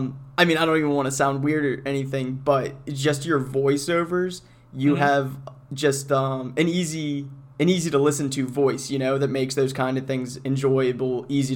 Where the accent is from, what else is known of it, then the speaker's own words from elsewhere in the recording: Pennsylvania, United States; I'm actually from Pennsylvania myself.